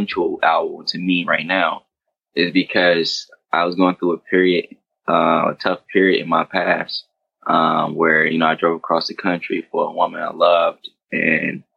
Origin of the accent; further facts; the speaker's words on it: Detroit, Michigan, United States; moved away as an adult; also born or lived in Sterling Heights, Michigan; now in Los Angeles, United States; I grew up in Detroit